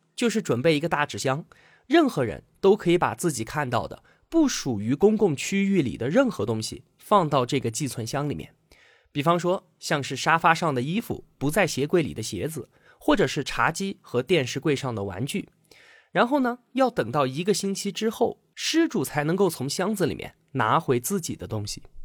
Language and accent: Chinese; China; 我们中国人的含蓄羞涩